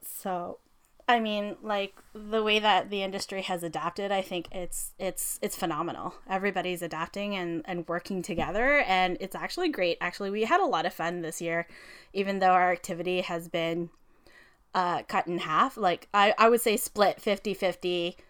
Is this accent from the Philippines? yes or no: yes; Philippines; also born or lived in Toronto area, Canada; now in Toronto, Canada; we do a lot of Filipino weddings, obviously, 'cause we're Filipino